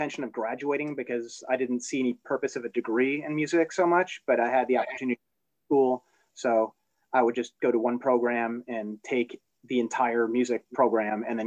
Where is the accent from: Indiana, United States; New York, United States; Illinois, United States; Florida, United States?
Illinois, United States; Chicago suburbs; also born or lived in New Jersey / Hollywood, California / Boston; I was born in Jersey, but my folks split up and got back together. And when they did, my dad had a job offer in Illinois. So he dragged us up to Chicago Burbs. And then, you know, was here through high school